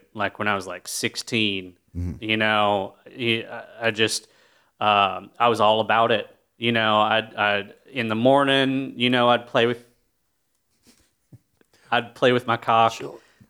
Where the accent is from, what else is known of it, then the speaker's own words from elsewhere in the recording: North Carolina, United States; I grew up real rural in North Carolina, and there ain't shit to do there. Like, you know, we're lucky we had a Walmart and an Applebee's.